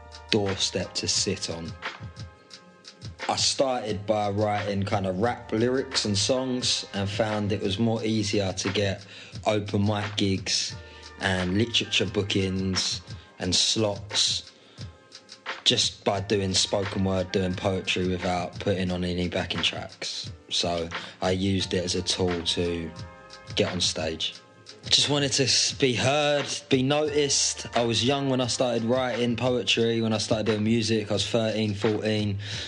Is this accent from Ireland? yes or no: no; United Kingdom; It's about what it means to me, being British, in inverted commas, and the all sides of it, what it means to maybe my family